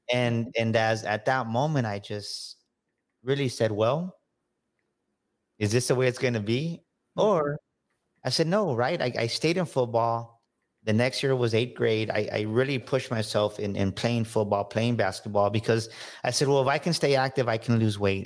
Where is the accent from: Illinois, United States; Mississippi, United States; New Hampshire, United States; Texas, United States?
Texas, United States; San Antonio; grew up here in San Antonio, Texas on the South Side